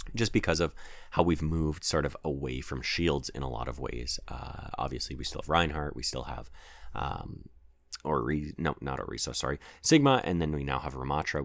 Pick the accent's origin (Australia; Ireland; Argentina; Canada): Canada; as we are all Canadian